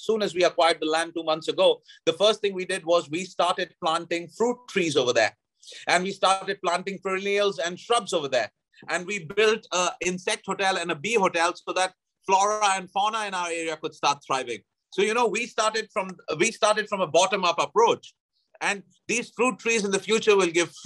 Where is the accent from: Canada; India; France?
India; Allahabad, Uttar Pradesh; moved away as an adult; now in Thailand; my hometown of Allahabad